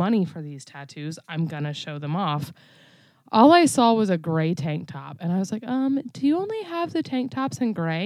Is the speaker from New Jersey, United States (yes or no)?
no; Florida, United States; I'm from Florida